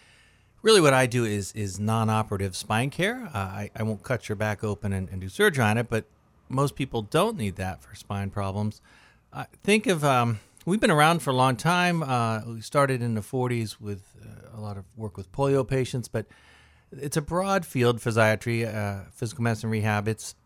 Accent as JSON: {"language": "English", "town": "Dayton", "region": "Ohio", "country": "United States", "said": "Yeah, I'm from Dayton, Ohio."}